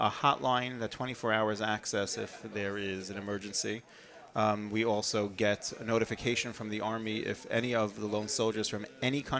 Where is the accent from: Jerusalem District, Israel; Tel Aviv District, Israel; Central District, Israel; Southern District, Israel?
Jerusalem District, Israel; Jerusalem; And it's it's interesting because I come from Yerushalayim and I'm speaking mostly to my staff in English